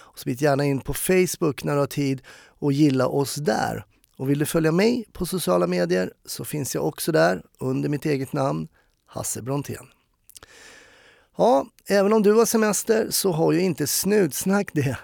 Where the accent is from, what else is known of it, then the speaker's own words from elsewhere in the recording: Stockholm, Stockholm County, Sweden; jag är ju uppvuxen i Stockholm